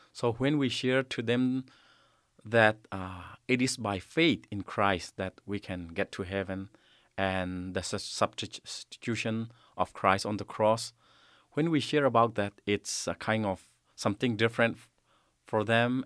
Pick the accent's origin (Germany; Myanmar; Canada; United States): Myanmar; also born or lived in Kalemyo, Myanmar; in my hometown, the place I am living now